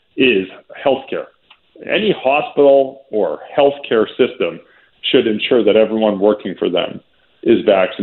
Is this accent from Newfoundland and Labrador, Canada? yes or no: no; Calgary, Alberta, Canada; also born or lived in Vancouver; now in Toronto, Canada; I'm from Calgary originally. I grew up snubbing my nose at Toronto.